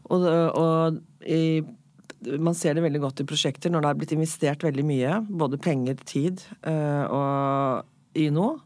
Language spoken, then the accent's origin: Norwegian; Norway; jeg er oppvokst i Norge, men er italiensk forelder